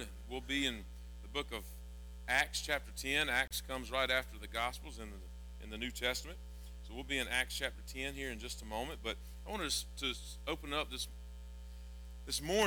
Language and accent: English; Georgia, United States; I'm from Georgia and I eat grits